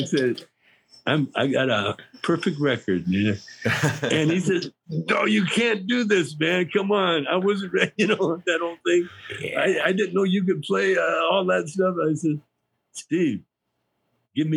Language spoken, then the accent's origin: English; Canada; I grew up in Canada in a pool room, basically